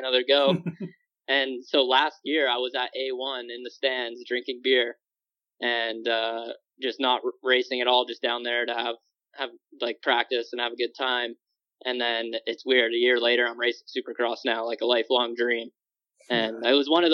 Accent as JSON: {"language": "English", "region": "West Coast", "country": "United States", "said": "I'm from the West Coast"}